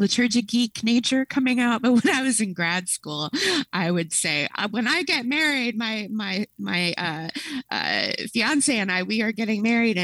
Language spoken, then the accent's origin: English; East Coast, United States; now in Chicago, United States; growing up on the East Coast, it was often more common than not the fourth Sunday of Easter being Good Shepherd Sunday, at least up in Pennsylvania, New Jersey area